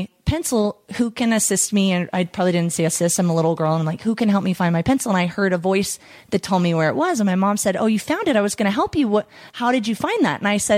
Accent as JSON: {"language": "English", "region": "Texas", "country": "United States", "tie": "born or raised there", "said": "growing up in Texas with lots of Christian background"}